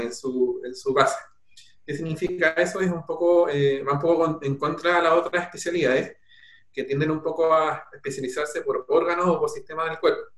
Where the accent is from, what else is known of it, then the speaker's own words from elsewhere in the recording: Peumo, O'Higgins, Chile; nací en Peumo y bueno, mi familia toda es de allá